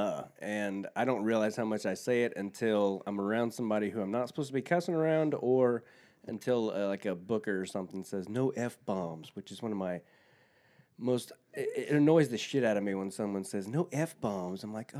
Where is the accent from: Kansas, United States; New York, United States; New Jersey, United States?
Kansas, United States; moved away; I'm from Kansas.